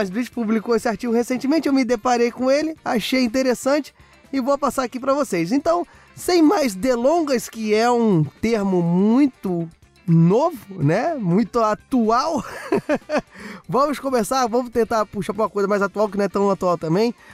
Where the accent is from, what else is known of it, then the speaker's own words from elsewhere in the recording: Rio de Janeiro, Brazil; Eu não quero lembrar desse momento como carioca que sou, mas estamos aqui